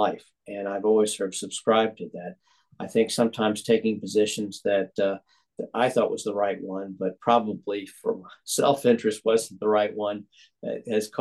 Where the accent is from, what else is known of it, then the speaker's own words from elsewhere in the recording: Atlanta, Georgia, United States; growing up in Atlanta in the 1960s